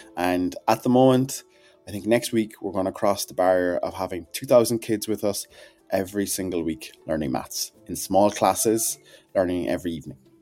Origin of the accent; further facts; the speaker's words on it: Whitechurch, Munster, Ireland; I am a farmer's son and I'm from Whitchurch in Cork